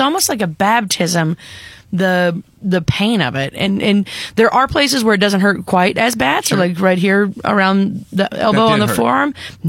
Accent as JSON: {"language": "English", "region": "Arkansas", "country": "United States", "moved": "as an adult", "lives_now": "Nashville, United States", "said": "I'm from Arkansas."}